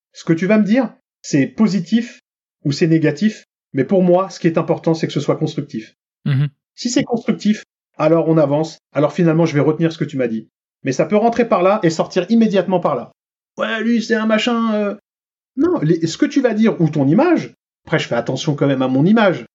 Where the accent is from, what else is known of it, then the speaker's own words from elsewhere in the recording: Franconville, Île-de-France, France; à Franconville, dont on vient dans le Val d'Oise